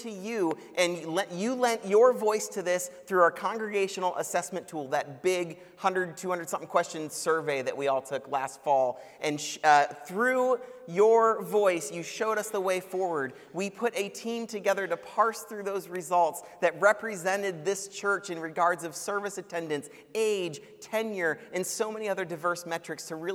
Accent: Cleveland, Ohio, United States; now in Columbus, United States; I'm from Cleveland

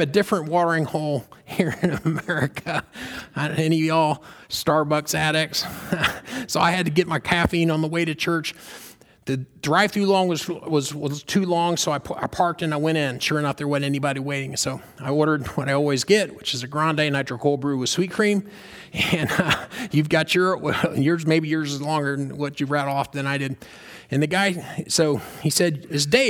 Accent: the South, United States; now in Orlando, United States; Where I grew up in the South

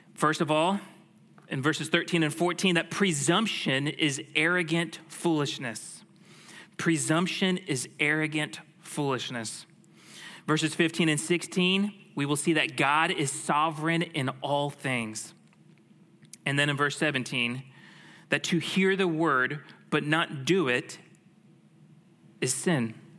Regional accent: Tampa, Florida, United States; I grew up in the Tampa Bay area

